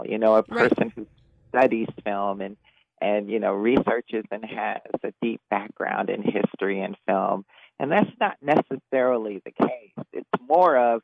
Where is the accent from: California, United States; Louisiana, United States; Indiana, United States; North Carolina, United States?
Indiana, United States; Gary; moved away as an adult; now in Seattle, United States; Right now I live in Seattle, Washington, but I grew up in Gary and I graduated from Emerson High School